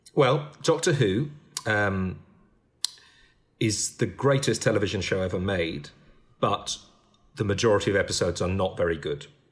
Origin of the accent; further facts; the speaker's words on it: United Kingdom; I'm British